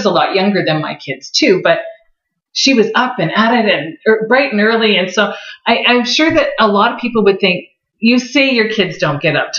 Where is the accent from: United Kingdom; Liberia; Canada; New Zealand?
Canada; near Collingwood, Ontario; I grew up near Collingwood.